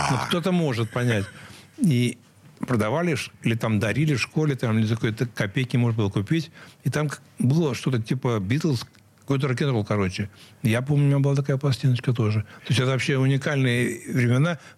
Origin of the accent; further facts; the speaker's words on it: Saint Petersburg, Russia; Самая-самая юность прошла моя э, в Московском районе на улице Алтайской и дом 22, и это была школа, где я учился, средняя школа 429.